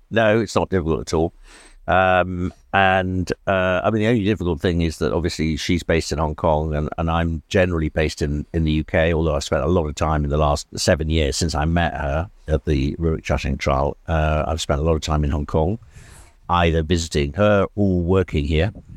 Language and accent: English; South Wales, United Kingdom; moved away; also born or lived in England; I was born in England, moved when I was quite young to Wales. My father was a teacher in an international school in South Wales